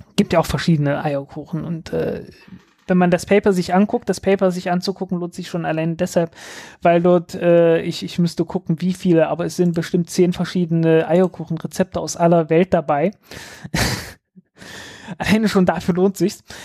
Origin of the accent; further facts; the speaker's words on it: southern Saxony-Anhalt, Germany; ich komme nicht aus Berlin, ich komme aus, ich, ich komme aus dem Süden von Sachsen-Anhalt